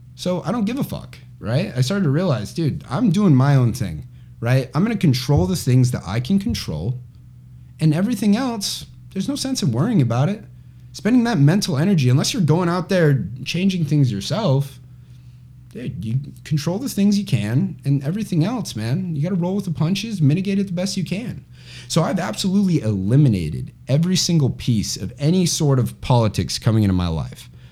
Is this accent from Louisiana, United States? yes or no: no; Chandler, Arizona, United States; I grew up in Chandler, Arizona, which is where I am right now